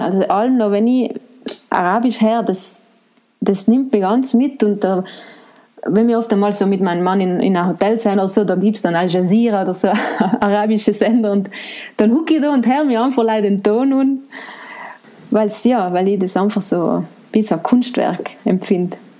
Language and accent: German; Ortisei, Trentino-Alto Adige, Italy; also born or lived in Bolzano / Florence; ich bin eine Ladinerin. Ich bin aus St. Ulrich im Grödnertal